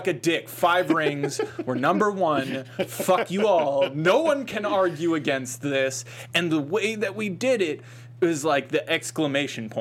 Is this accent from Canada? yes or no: no; Boston, Massachusetts, United States; I'm from Boston.